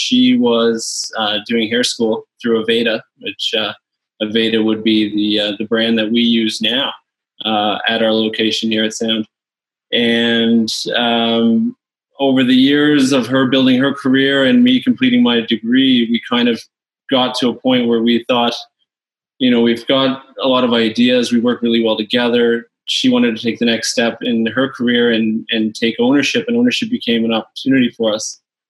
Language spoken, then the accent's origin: English; Louisiana, United States; also born or lived in Newfoundland; now in Canada; I was born in Louisiana back in the late 80s. Spent a lot of my childhood there.